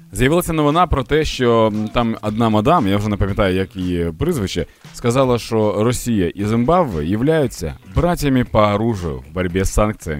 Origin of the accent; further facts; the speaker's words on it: Ukraine; Ми з вами, українці